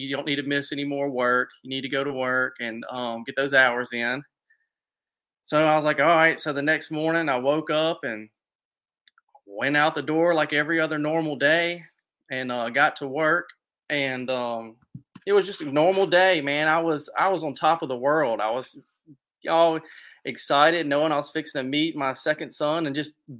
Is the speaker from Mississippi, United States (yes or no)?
yes; Natchez, Mississippi, United States; I'm from Natchez, Mississippi